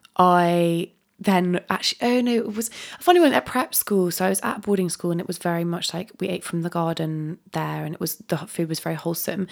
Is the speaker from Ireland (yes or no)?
no; Dorset, South West England, United Kingdom; I live, I grew up in Dorset